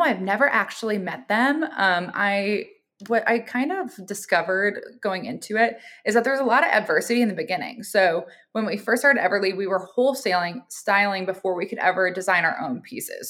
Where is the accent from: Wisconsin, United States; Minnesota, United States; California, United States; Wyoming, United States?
Minnesota, United States; Minneapolis; I'm originally a Midwest girl. I'm from Minneapolis, Minnesota